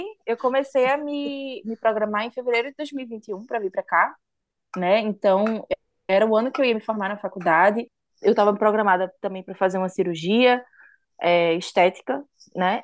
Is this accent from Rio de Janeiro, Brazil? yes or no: no; Recife, Pernambuco, Brazil; moved away as an adult; now in Sweden; Eu sou de Recife, Pernambuco